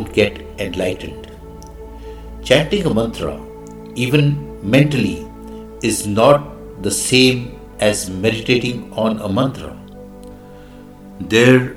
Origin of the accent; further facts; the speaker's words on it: India; I am the Indian monk